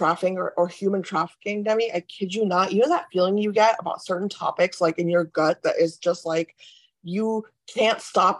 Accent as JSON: {"language": "English", "country": "India", "said": "I come from India"}